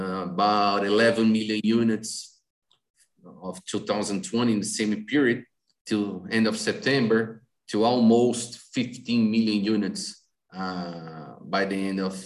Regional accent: Brazil; also born or lived in Ohio, United States; I moved back to my hometown country

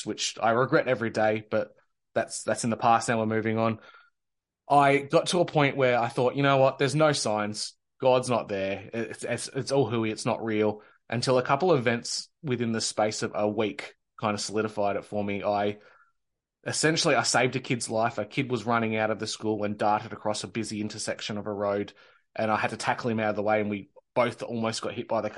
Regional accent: Australia; born or raised there

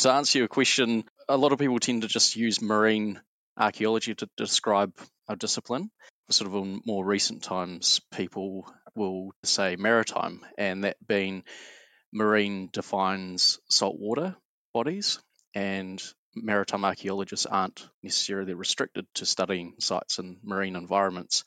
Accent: Auckland, New Zealand; Born and bred in Auckland and spent childhood going out fishing, diving, exploring the Hauraki Gulf

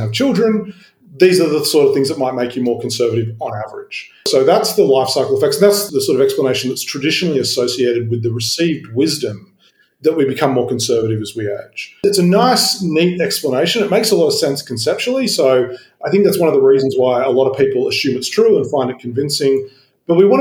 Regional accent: Sydney, New South Wales, Australia; I grew up in Sydney, like you, in the outer suburbs

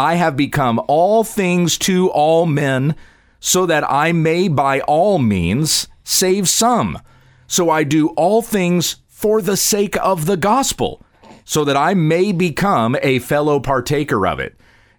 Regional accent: South Carolina, United States; born there; accent: Southern drawl; because I used to have a deep Southern drawl.

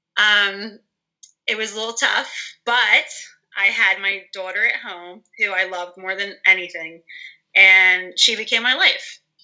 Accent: Bucks County, Pennsylvania, United States; I am from Bucks County

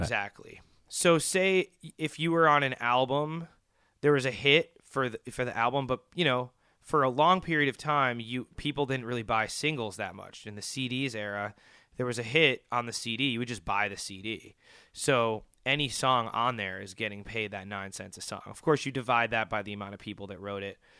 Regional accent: Wilmette, Illinois, United States; also born or lived in Chicago; I grew up in Chicago, um, r, and mainly grew up right outside in a town called Wilmette, Illinois

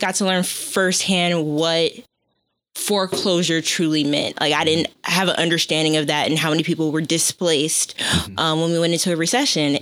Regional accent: Los Angeles, California, United States; also born or lived in Texas; I grew up in the South LA area my whole life

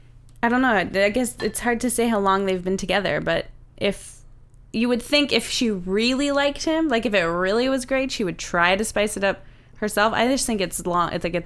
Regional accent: Saint John, New Brunswick, Canada; I love St. John, and I'm from St. John

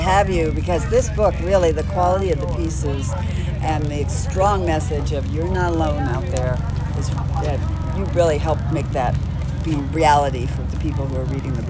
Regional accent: Texas, United States; moved away; I'm a girl from Texas.

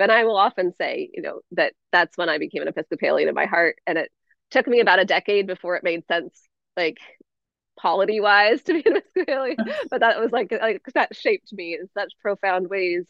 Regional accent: Northwest Washington, United States; moved away as an adult; I grew up in Northwest Washington

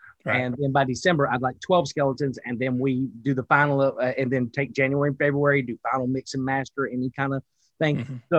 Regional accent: Wilkesboro, North Carolina, United States; accent: Southern; I'm from a place called Wilkesboro, North Carolina.

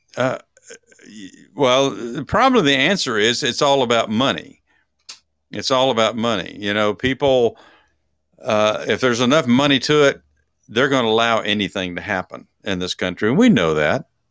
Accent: Texas, United States; I'm from Texas.

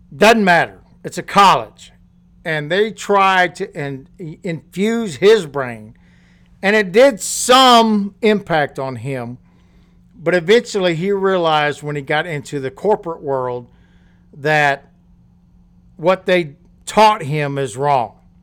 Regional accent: Louisiana, United States; when I was going to school and growing up in Louisiana

